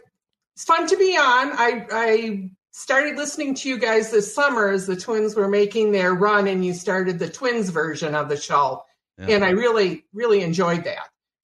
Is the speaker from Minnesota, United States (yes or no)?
yes; Hibbing, Minnesota, United States; I grew up in Hibbing, Minnesota.